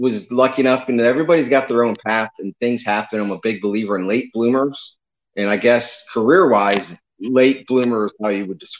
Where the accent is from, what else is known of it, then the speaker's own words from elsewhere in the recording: North Canton, Ohio, United States; now in Tampa, United States; I originally grew up in North Canton, Ohio, in Stark County, Northeast Ohio. But I've been in Florida